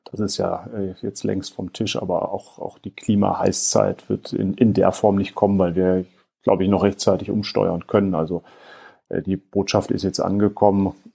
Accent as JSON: {"language": "German", "region": "Rhineland-Palatinate", "country": "Germany", "said": "Ich komme aus der Gegend des Ahrtals, ähm, von daher ähm, viele im Ahrtal sagen auch"}